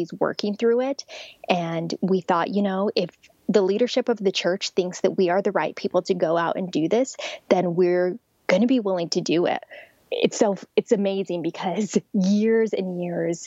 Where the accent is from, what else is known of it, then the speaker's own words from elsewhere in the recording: Albuquerque, New Mexico, United States; moved away; I'm actually from Albuquerque, New Mexico, which is right near Rio Rancho